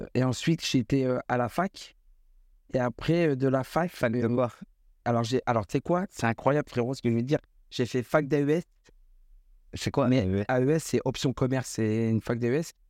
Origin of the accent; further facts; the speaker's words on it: Tours, Centre-Val de Loire, France; je suis de Tours. Je suis originaire de la ville de Tours.